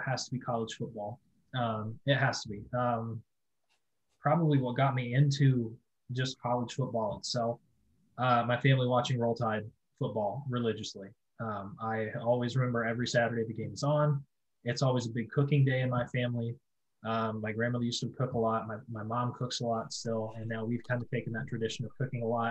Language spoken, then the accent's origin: English; Alabama, United States; moved away; I'm originally from Alabama.